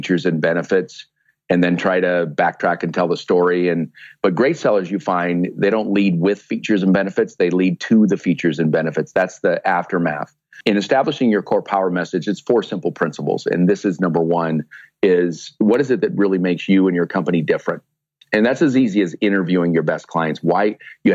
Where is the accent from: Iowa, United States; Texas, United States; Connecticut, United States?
Iowa, United States; Sioux City; in my hometown in Sioux City, Iowa, which is where I am right now